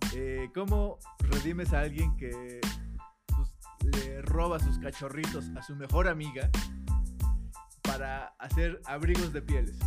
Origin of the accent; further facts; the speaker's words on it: Mexico; cumplimos como buenos mexicanos